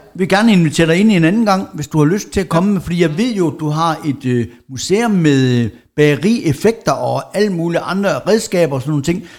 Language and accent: Danish; Jutland, Denmark; moved away; der hvor jeg kommer fra over i Jylland, det mørke, mørke Jylland